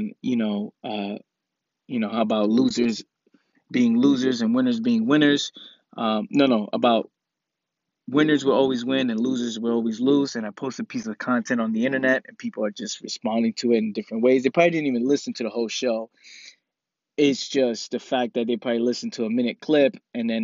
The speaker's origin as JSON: {"language": "English", "town": "New York City", "region": "New York", "country": "United States", "tie": "born or raised there", "said": "I'm from the Bronx, and when we grow up in the Bronx, people get punched in the face for lying and for fronting."}